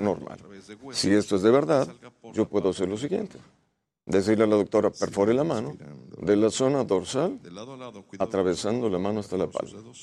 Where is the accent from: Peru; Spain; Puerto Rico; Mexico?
Mexico; also born or lived in Santiago, Chile; Inmigrado mexicano